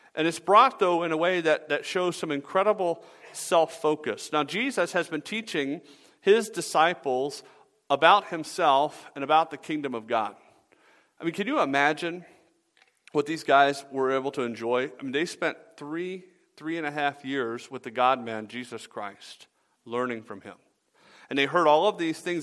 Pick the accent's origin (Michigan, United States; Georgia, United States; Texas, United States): Georgia, United States; Atlanta; I grew up in Atlanta